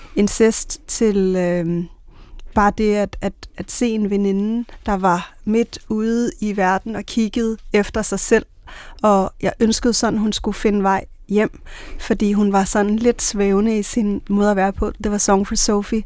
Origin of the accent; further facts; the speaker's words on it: Bornholm, Capital Region of Denmark, Denmark; moved away; kommet fra Bornholm med klipperne